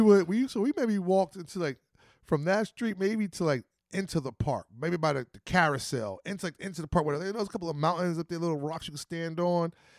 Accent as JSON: {"language": "English", "region": "New Jersey", "country": "United States", "said": "We come from New Jersey"}